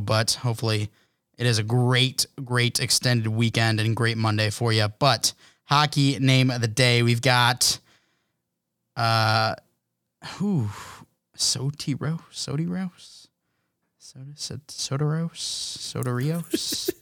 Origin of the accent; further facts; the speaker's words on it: United States; an American